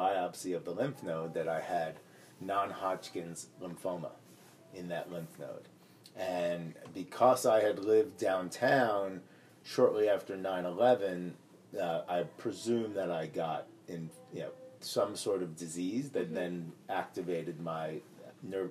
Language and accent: English; United States; I grew up just outside of New York